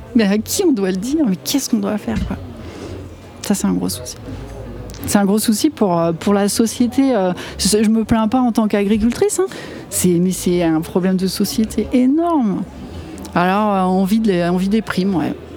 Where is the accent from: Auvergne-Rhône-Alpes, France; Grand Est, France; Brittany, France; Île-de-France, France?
Auvergne-Rhône-Alpes, France; Chamonix; je suis originaire de la vallée de Chamonix